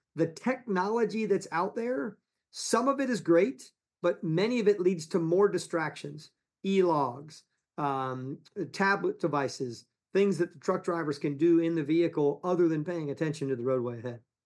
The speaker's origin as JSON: {"language": "English", "town": "Ponce Inlet", "region": "Florida", "country": "United States", "tie": "born or raised there", "also_born_or_lived": "New York / Palm Beach, Florida", "said": "We grew up in Ponce Inlet"}